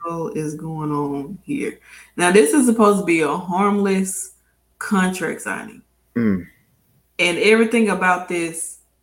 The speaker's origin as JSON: {"language": "English", "country": "New Zealand", "said": "Okay, and me, I'm from New Zealand, so things are a little bit different"}